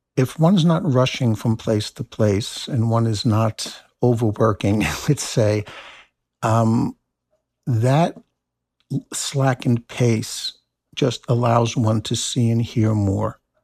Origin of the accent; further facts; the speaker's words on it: New Jersey, United States; now in Maine, United States; I grew up in New Jersey